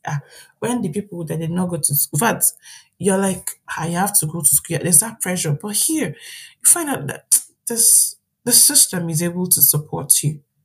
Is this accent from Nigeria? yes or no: yes; Nigeria; moved away as an adult; now in Ireland; being a Nigerian